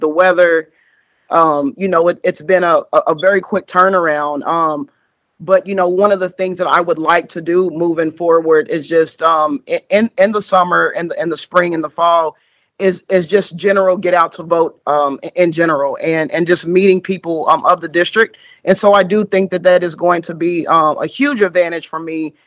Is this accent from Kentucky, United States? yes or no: yes; Richmond, Kentucky, United States; now in Louisville, United States; I live in Louisville, but I'm from Richmond, Kentucky